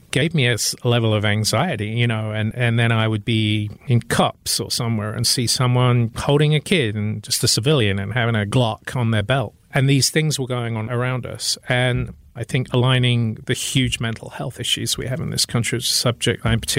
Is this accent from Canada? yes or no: no; United Kingdom; now in Milwaukee, United States; as a Brit